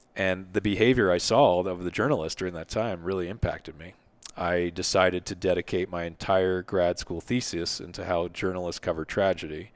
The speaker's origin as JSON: {"language": "English", "town": "Philadelphia", "region": "Pennsylvania", "country": "United States", "tie": "born or raised there", "said": "I grew up in Philly"}